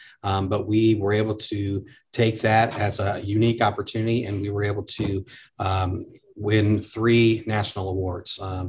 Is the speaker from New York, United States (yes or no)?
no; Northwest Indiana, United States; now in central Indiana, United States; Well, I'm originally from Northwest Indiana, but I've spent the last, 25 years down in the central Indiana, living down here.